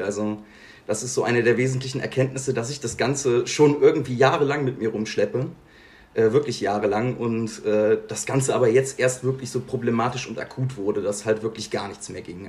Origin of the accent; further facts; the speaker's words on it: Bergisches Land, North Rhine-Westphalia, Germany; moved away as an adult; now in Bonn, Germany; Also ich komme ursprünglich aus dem Bergischen Land. Bergisches Land, Nähe Köln, zwischen Köln und Siegen